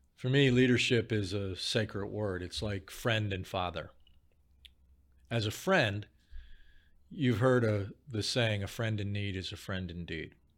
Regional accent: Chicago, Illinois, United States; I grew up in Chicago

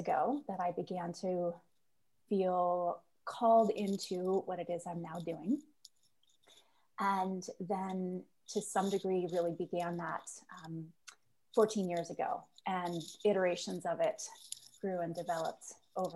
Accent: Nova Scotia, Canada; moved away as an adult; also born or lived in United States / Halifax; I am originally from Nova Scotia. I was born and raised here through high school

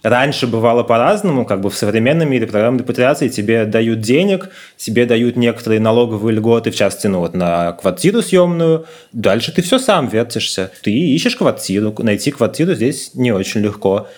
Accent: Moscow, Russia; moved away as an adult; now in Tel Aviv, Israel; мы москвичи

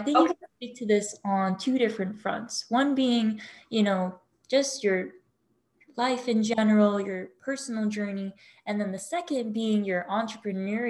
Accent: Hawaii, United States; I grew up in Hawaii

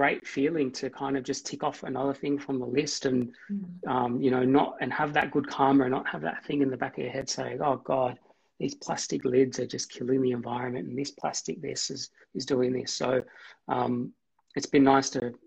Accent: Australia; we're an Australian Lebanese family

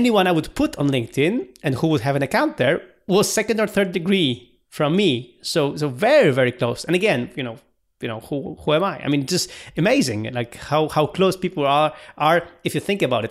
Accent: Poland; we are a developer from Poland, from Central Eastern Europe

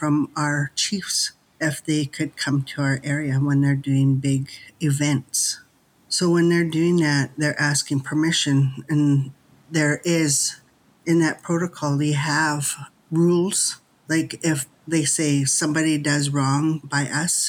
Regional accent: Lekwungen territories, British Columbia, Canada; I am from the Lekwungen territories

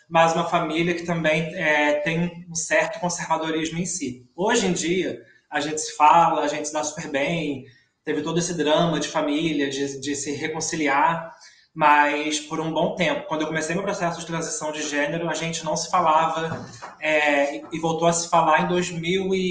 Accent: São Gonçalo, Rio de Janeiro, Brazil; É, sou de São Gonçalo, filha de uma empregada, ex-empregada doméstica e um cobrador de ônibus. É, cresci sendo uma jovem no bairro do Zumbi, que é, que é uma periferia de São Gonçalo, que já é uma cidade periférica.

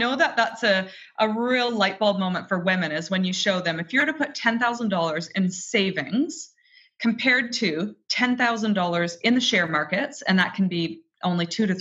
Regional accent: Canada; I was raised in Canada, single mom family

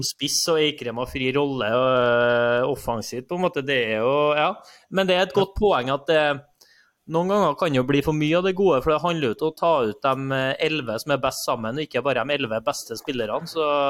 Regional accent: Trondheim, Trøndelag, Norway; jeg er oppvokst i Trondheim

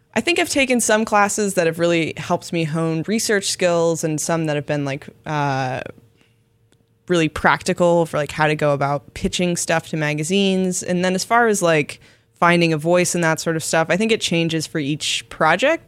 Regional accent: Florida, United States; my home state of Florida

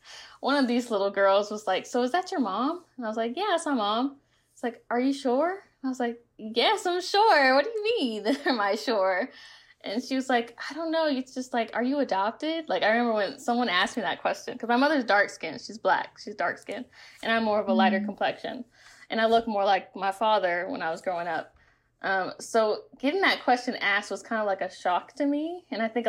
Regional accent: the South, United States; because I grew up in the Bible Belt.

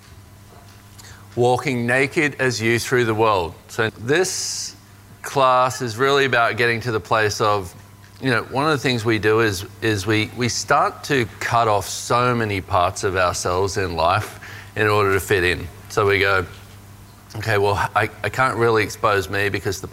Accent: Australia; growing up in Australia as a man

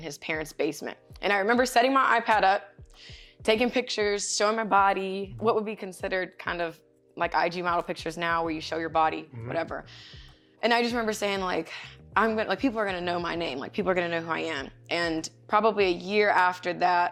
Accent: Ocean Springs, Mississippi, United States; I'm from Ocean Springs, Mississippi.

